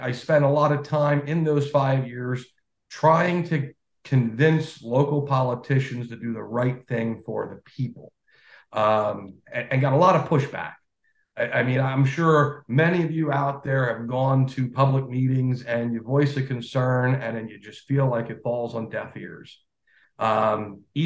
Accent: Hanover, Pennsylvania, United States; moved away as an adult; also born or lived in Lancaster County, Pennsylvania / Texas; now in Northumberland County, United States; I've been a Pennsylvania resident all my life

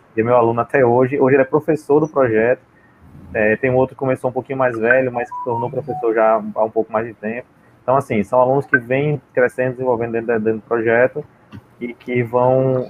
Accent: Sergipe, Brazil; ah, de Sergipe.

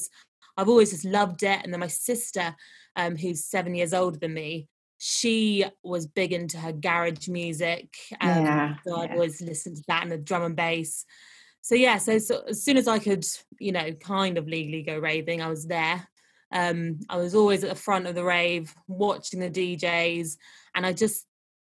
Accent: London, United Kingdom; I'm from London

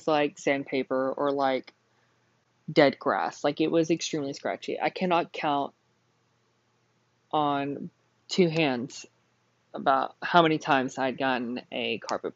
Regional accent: Burke, Texas, United States; Whenever I was born, my parents had lived in a really small town called Burke, Texas. My family had lived in Burke for probably over 100 years. My family had founded the town, the family house that we had grown up in.

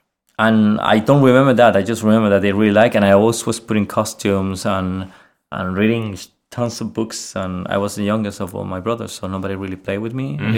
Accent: Chile; English is a second language; moved away as an adult; now in Sweden; I am from Chile, yes.

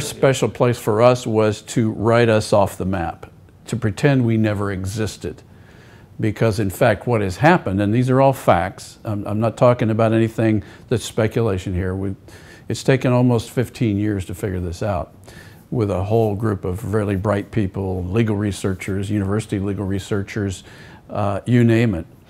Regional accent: United States; As an American

